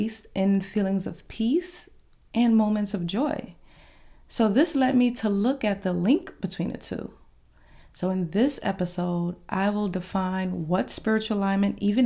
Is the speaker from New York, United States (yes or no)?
yes; New York, United States; now in Georgia, United States; I am from New York